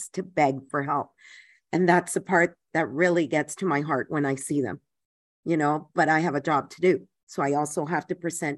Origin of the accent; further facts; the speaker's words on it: Panama; moved away; I was born in Panama